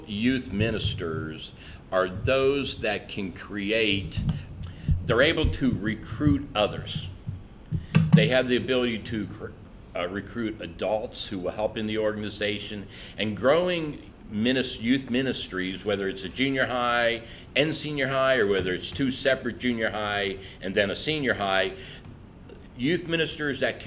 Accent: Naples, Florida, United States; also born or lived in Cecilton, Maryland; I grew up in Naples. I was a blonde hair, blue eye, jock down in Naples

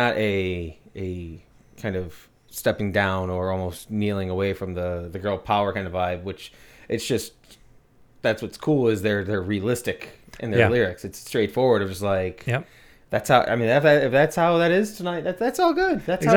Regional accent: England, United Kingdom; I that's not me just being like English. I love tea.

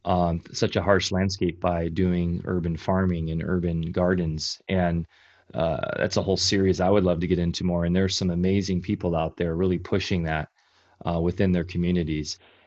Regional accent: Orange County, California, United States; I grew up in Orange County, California, which is just basically a concrete jungle now.

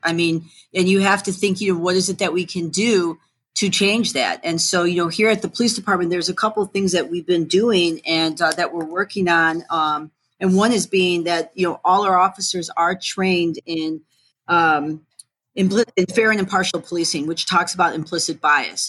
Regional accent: Streamwood, Illinois, United States; I grew up in Streamwood, which is right next door to Elgin

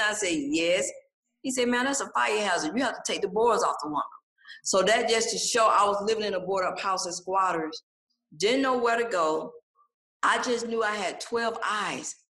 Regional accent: Atlanta, Georgia, United States; born and raised in Atlanta, Georgia. So this is home for me here in Atlanta.

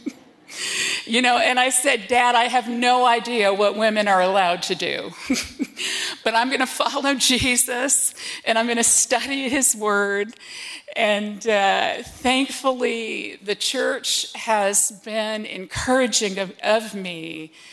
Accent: West Springfield, Massachusetts, United States; moved away; I grew up in West Springfield

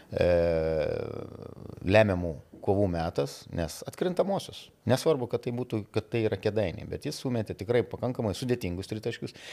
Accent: Lithuania; esu lietuvis ir tom nerealiai didžiuojasi.

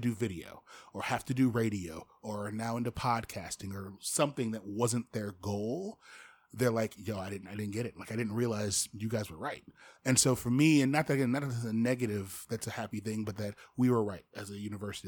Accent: Fort Wayne, Indiana, United States; moved away; Fort Wayne, I love my hometown

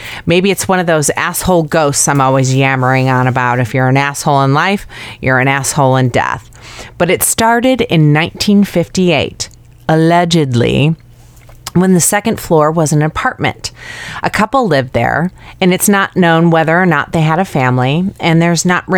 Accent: Chicago, Illinois, United States; my hometown, to my kind of town, Chicago

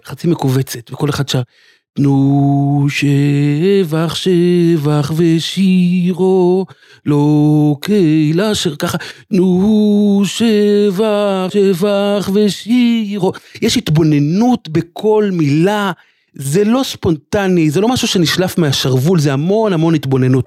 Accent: Jerusalem, Jerusalem District, Israel; אני גדלתי בסמיכות מקום, בשכונת בתי הונגרין

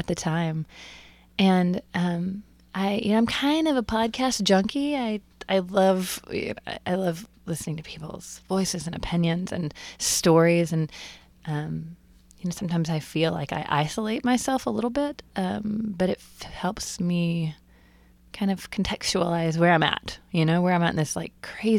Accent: Texas, United States; moved away as an adult; also born or lived in Athens, Georgia; I was born and raised in Texas. Right. Texas girl

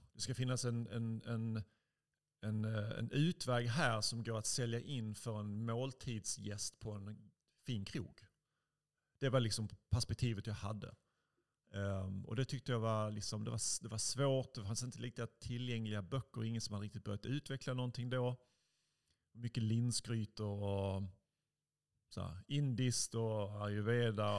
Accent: Helsingborg, Skåne, Sweden; moved away as an adult; jag växte upp i Helsingborg. Jag är 45 nu, lämnade Helsingborg när jag var 19

